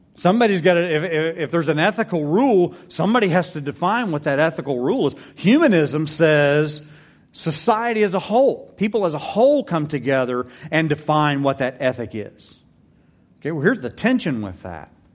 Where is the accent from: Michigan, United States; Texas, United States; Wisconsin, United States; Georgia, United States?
Texas, United States; I'm a Texan. I love Texas.